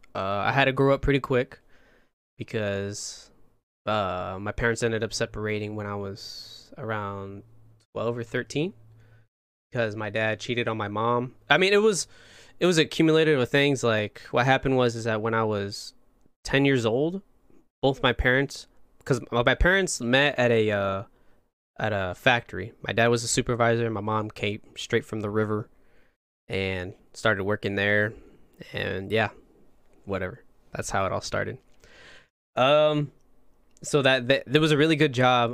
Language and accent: English; Plymouth, Indiana, United States; moved away as an adult; now in Texas, United States; I'm from a small town, Plymouth, Indiana